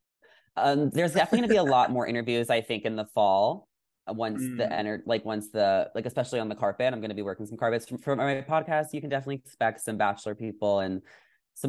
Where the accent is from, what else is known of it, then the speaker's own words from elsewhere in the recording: New York, United States; moved away as an adult; now in Los Angeles, United States; growing up in New York